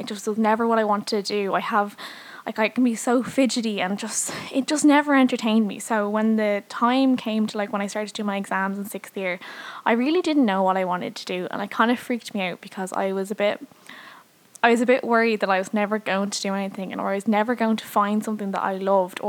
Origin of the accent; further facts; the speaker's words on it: Dublin, Leinster, Ireland; obviously. I'm 22 and I'm from Dublin. I've always lived in Dublin, so I'm born and raised here.